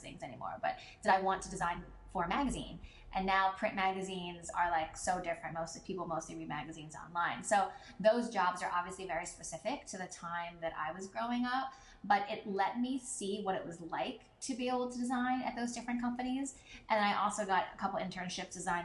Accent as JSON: {"language": "English", "town": "Philadelphia", "region": "Pennsylvania", "country": "United States", "said": "I am from Philadelphia, so that's where I lived and that's where I'm from"}